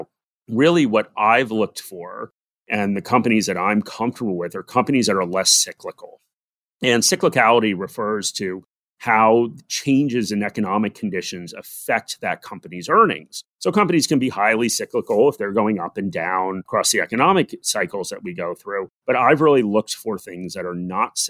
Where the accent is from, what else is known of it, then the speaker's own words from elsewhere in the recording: United States; moved away as an adult; now in Australia; So despite my accent, I am American. I am living in Australia right now.